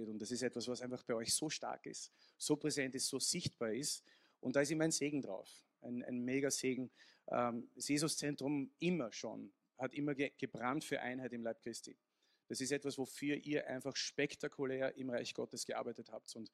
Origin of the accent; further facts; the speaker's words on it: Vienna, Austria; Also ich bin so österreichisch und englisch und ein bisschen italienisch und genau. Ja, also klassischer Wiener